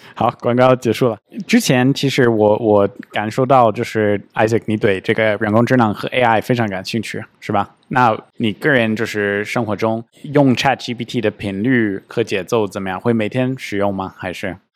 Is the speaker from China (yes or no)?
no; United States; 作为一个美国人